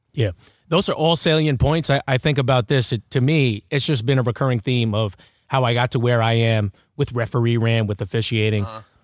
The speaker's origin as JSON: {"language": "English", "town": "Baldwin", "region": "New York", "country": "United States", "said": "I'm from Baldwin"}